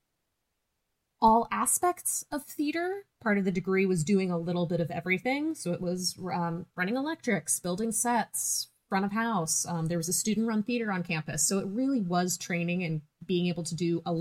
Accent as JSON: {"language": "English", "town": "Laguna Beach", "region": "California", "country": "United States", "tie": "born or raised there", "moved": "yes", "lives_now": "Christchurch, New Zealand", "said": "The city I grew up in, Laguna Beach, is very heavy into the arts"}